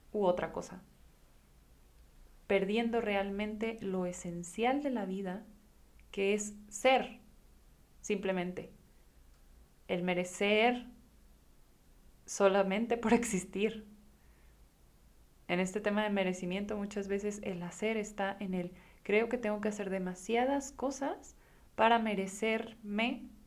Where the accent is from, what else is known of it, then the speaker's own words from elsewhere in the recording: Guadalajara, Jalisco, Mexico; Hace unas semanas me escapé a La Paz yo soy de Guadalajara y pues esta la verdad es que para mí resulta una ciudad bastante acelerada